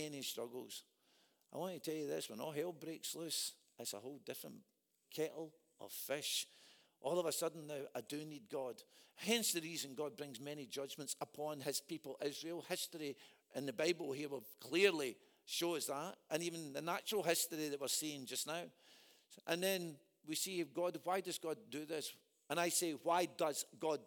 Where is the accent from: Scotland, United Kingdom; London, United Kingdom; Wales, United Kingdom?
Scotland, United Kingdom; predominantly I'm a Scot